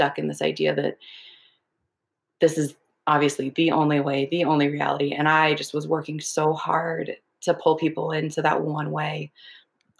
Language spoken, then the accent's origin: English; Minnesota, United States; I was brought up in Minnesota in a very white evangelical conservative family and community.